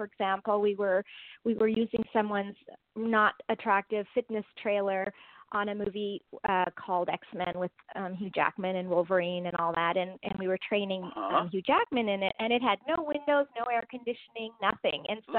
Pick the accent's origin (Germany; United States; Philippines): Germany; born there; I was born in Germany, and I really didn't identify with being Indian.